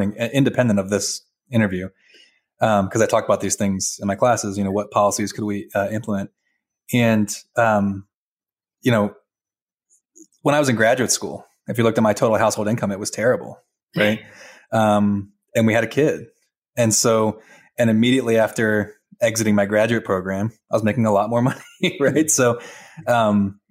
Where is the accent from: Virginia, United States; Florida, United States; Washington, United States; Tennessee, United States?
Virginia, United States; I'm from Virginia